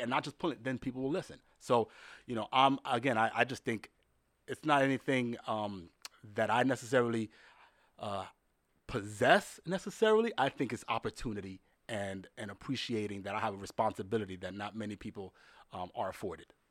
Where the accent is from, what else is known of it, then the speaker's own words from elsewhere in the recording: New York, United States; also born or lived in Dominican Republic; a kid born and raised in the Bronx